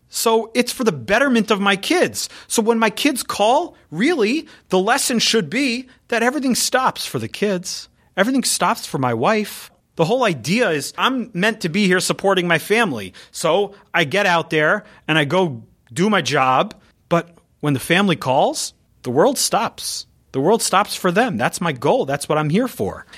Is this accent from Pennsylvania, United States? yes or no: no; San Diego, California, United States; moved away; I grew up in San Diego, so I grew up out there.